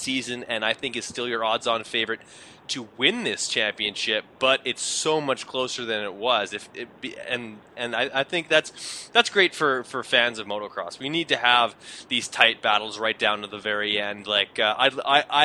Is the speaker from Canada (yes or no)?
yes; Canada; being Canadian